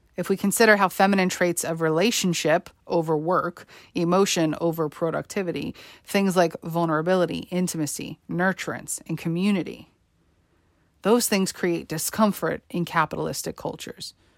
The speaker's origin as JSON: {"language": "English", "region": "New York", "country": "United States", "tie": "born or raised there", "said": "Growing up in New York, and attending high school on Staten Island on September eleventh, two thousand one"}